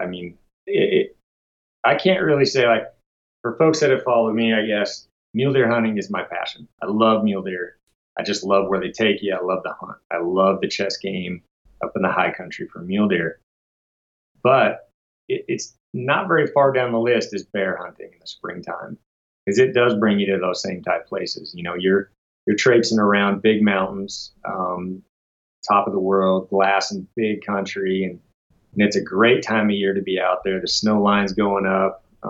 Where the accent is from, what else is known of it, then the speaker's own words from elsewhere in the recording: Washington, United States; Like I said, I came from Washington State, where very limited tags to pull a good spring tag.